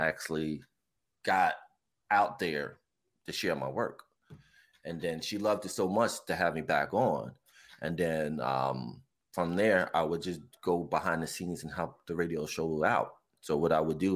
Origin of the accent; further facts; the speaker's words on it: New Jersey, United States; now in Bethlehem, United States; born and raised in Jersey. I live in PA now. I've been in PA for almost going on 20 years now